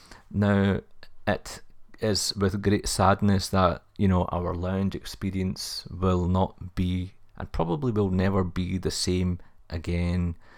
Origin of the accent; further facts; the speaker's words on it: Glasgow, Scotland, United Kingdom; I am a Glaswegian myself, so I had to do something special, so do check that out on the YouTube channel.